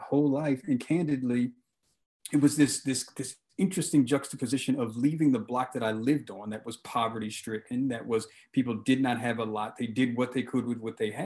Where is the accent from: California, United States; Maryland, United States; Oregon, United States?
Maryland, United States; Baltimore; I grew up in Baltimore City, and I grew up with my mother and kind of this extended family with aunts and grandparents